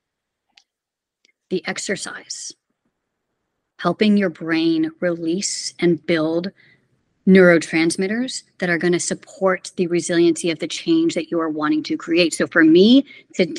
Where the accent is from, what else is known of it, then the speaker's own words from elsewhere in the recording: Houston, Texas, United States; moved away; I'm originally from Houston, Texas